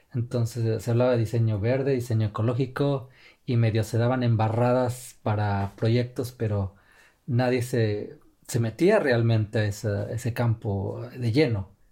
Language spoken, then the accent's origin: Spanish; Mexico; moved away as an adult; also born or lived in China; now in Finland; mexicano de nacimiento, y finlandés ya de nacionalización.